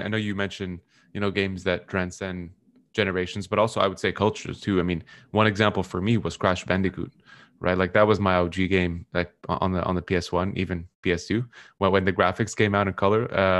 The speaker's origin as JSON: {"language": "English", "country": "Canada", "lives_now": "Chicago, United States", "said": "but I came from Canada. And when I moved to Chicago"}